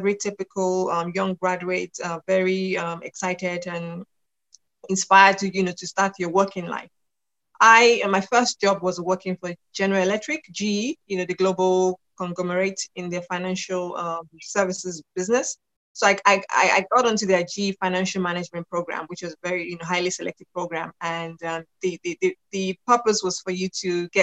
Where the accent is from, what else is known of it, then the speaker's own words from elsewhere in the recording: Lagos, Nigeria; moved away as an adult; also born or lived in United Kingdom; So I am from Nigeria, Lagos, Nigeria. I live in Nigeria at the moment, but I'm also British. So British by nationality. And I spent my formative years living in Nigeria with my family